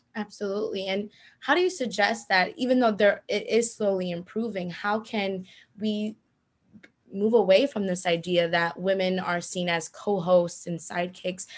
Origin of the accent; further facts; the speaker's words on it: Bayonne, New Jersey, United States; I'm from Bayonne, New Jersey